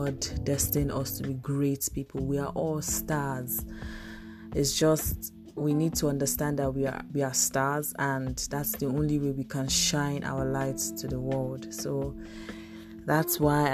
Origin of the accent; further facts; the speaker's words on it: Ebonyi, Nigeria; I'm a Nigerian. I'm from Ebonyi State